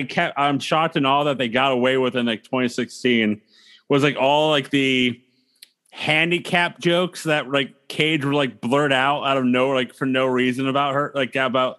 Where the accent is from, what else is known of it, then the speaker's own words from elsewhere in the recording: United States; Well, I'm American, and the only thing you got to do is buy American stuff.